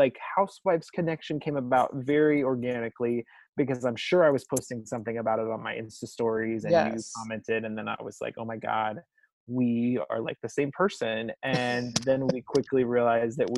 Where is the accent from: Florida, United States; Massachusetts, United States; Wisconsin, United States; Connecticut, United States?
Wisconsin, United States; Madison; I hail from Madison, Wisconsin, which currently is much chillier than I would like. My husband Matt and I live there